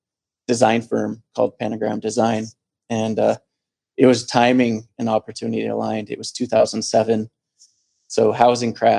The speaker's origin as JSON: {"language": "English", "town": "Helena", "region": "Montana", "country": "United States", "tie": "born or raised there", "said": "I come from here. Originally, I was born and raised in Helena, the capital"}